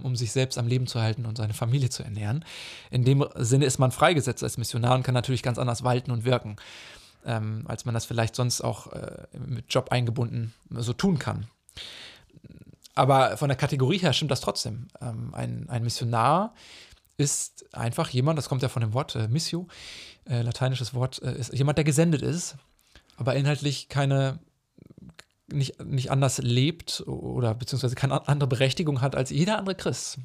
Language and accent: German; Germany; moved away as an adult; also born or lived in Zambia; wo ich nach Hause komme oder nach meine alte Heimat nach Deutschland